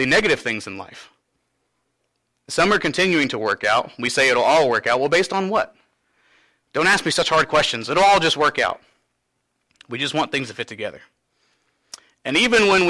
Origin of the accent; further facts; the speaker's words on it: Cynthiana, Kentucky, United States; I'm from Cynthiana, but moving back here to my home church